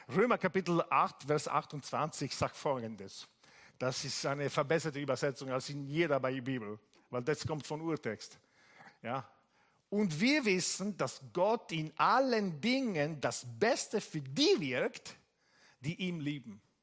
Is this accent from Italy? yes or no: yes; Italy; German is a second language; now in Bari, Italy; ich bin Italiener